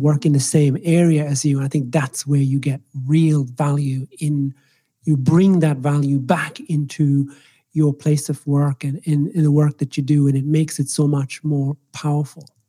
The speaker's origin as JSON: {"language": "English", "country": "Ireland", "tie": "born or raised there", "also_born_or_lived": "Nairobi, Kenya / Scotland / England", "first_language": "Swahili", "second_language": "English", "moved": "as an adult", "lives_now": "Australia", "said": "I was raised in the Republic of Ireland, which is why I have this interesting accent."}